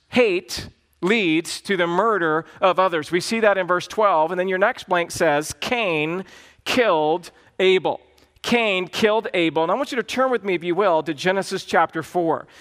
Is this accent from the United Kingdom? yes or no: no; the South, United States; I grew up in the South